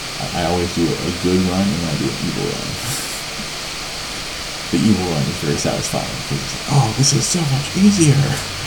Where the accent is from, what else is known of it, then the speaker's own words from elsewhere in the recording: Chicago, Illinois, United States; I'm from Chicago.